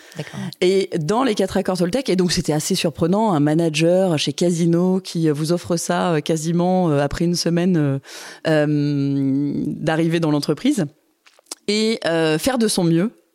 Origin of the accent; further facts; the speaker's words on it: Grenoble, Auvergne-Rhône-Alpes, France; J'ai grandi à Grenoble